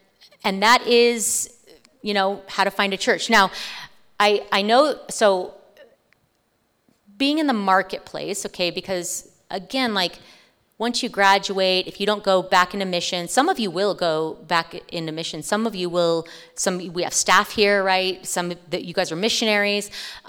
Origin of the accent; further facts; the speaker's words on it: California, United States; now in Greeley, United States; I came from California. Please don't hate me. Please don't hate me. I came from California. It's a long time ago. I've been here since 2005.